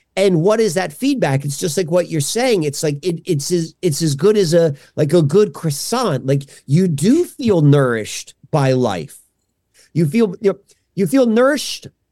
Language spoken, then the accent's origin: English; Columbia, Maryland, United States; now in Hershey, Pennsylvania, United States; I grew up outside of, um, a Baltimore town called Columbia, Maryland